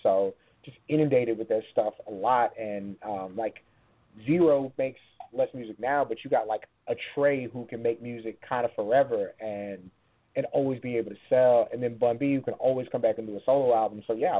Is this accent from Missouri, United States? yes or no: no; San Antonio, Texas, United States; even though I grew up in San Antonio, like that music's there